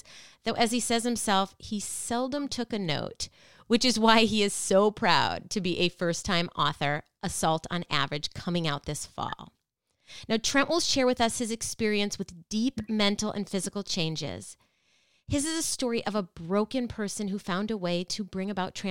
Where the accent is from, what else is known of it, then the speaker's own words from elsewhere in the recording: Minnesota, United States; my home state, Minnesota